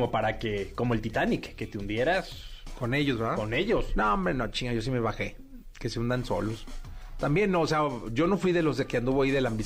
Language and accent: Spanish; Mexico; soy mexicano y todo